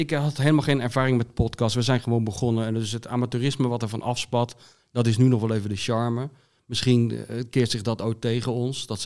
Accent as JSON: {"language": "Dutch", "town": "Zoetermeer", "region": "South Holland", "country": "Netherlands", "tie": "born or raised there", "also_born_or_lived": "Voorburg", "said": "Nou, ik ben geboren, om het echt dan officieel even duidelijk te maken, ik ben geboren in Voorburg. Toen ben ik opgegroeid in Zoetermeer"}